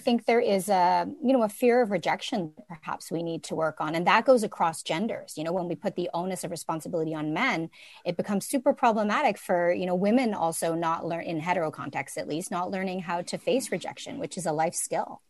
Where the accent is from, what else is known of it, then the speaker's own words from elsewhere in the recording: Toronto, Ontario, Canada; Now, I'm born and raised here, but I'm, I'm Chinese Jamaican